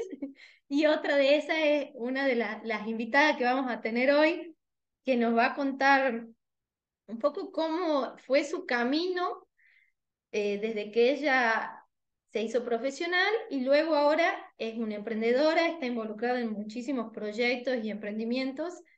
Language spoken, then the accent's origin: Spanish; Tucumán, Argentina; como buena tucumana, me comí la S de jueves